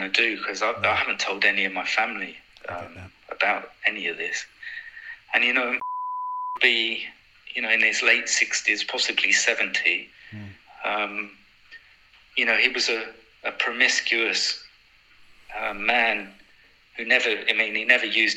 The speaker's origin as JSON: {"language": "English", "region": "London", "country": "United Kingdom", "said": "I was from South London"}